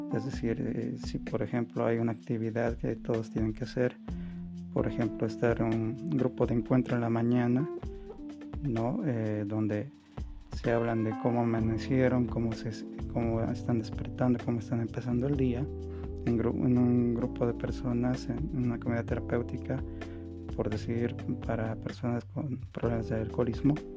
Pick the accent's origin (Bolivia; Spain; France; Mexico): Bolivia; En mi país, en Bolivia